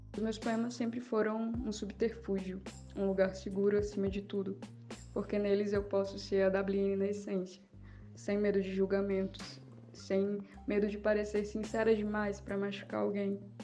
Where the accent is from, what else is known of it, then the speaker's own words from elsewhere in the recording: Paraíba, Brazil; sou paraibana